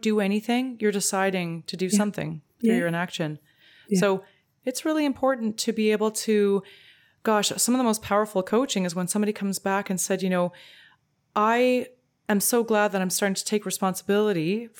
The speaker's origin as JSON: {"language": "English", "country": "Canada", "said": "as a Canadian"}